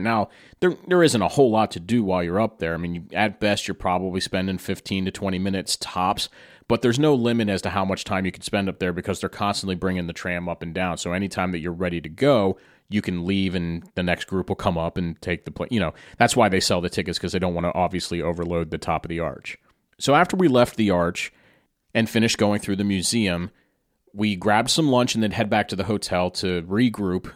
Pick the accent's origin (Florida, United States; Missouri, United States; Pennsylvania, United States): Pennsylvania, United States; Carlisle; my hometown of Carlisle, Pennsylvania